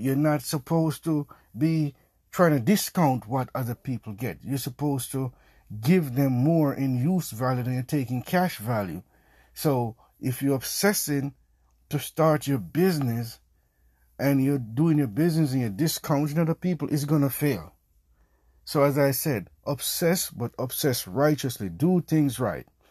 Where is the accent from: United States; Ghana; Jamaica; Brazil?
Jamaica; I'm Jamaican.